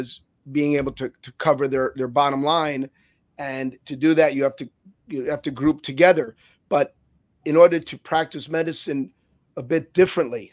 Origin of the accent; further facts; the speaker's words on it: Cuba; now in Miami, United States; I was born in Cuba. I came to this country